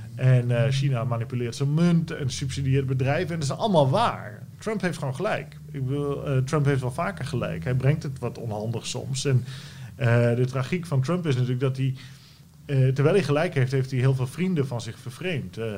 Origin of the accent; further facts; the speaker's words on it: Netherlands; wij als Nederlanders